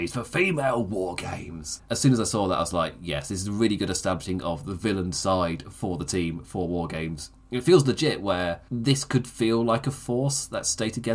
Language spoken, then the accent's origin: English; England, United Kingdom; as an English person